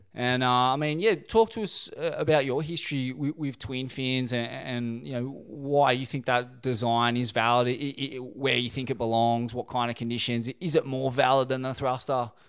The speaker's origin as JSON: {"language": "English", "town": "Sydney", "region": "New South Wales", "country": "Australia", "tie": "born or raised there", "said": "my hometown, Bondi"}